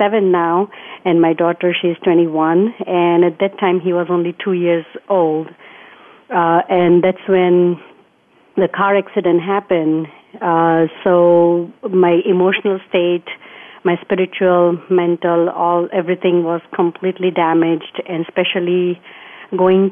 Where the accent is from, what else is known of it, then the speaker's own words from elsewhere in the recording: India; moved away as an adult; now in United States; I was born in India, and then mm-hmm. I grew up there. And at the age of 18, I got married, and I came here to the United States